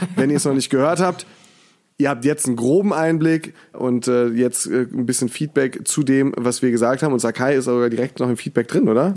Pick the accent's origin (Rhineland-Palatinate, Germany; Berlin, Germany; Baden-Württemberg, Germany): Rhineland-Palatinate, Germany; Mainz; moved away as an adult; now in Cologne, Germany; als Mainzer